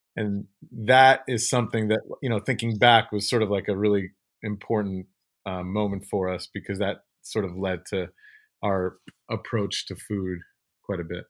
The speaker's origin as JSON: {"language": "English", "country": "Ukraine", "tie": "born or raised there", "moved": "yes", "said": "I was born in the Ukraine"}